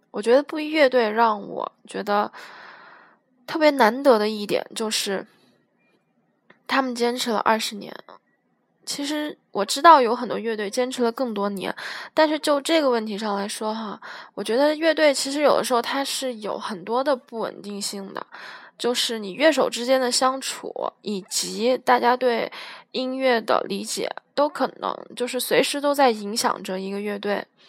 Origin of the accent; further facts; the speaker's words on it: Guiyang, Guizhou, China; 我是来自西南的一个省份，贵州的省会城市贵阳的